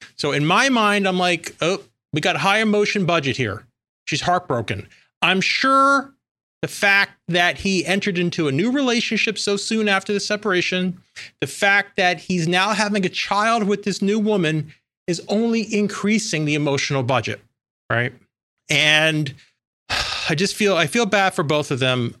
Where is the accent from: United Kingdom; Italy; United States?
United States; New York; I'm from New York